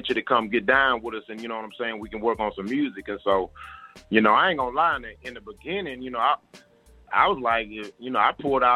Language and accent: English; Houston, Texas, United States; I'm from Houston, Texas